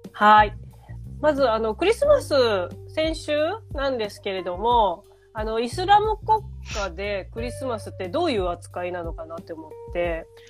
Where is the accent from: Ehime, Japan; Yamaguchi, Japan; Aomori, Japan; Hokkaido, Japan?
Ehime, Japan; now in Tokyo, Japan; 愛媛に帰って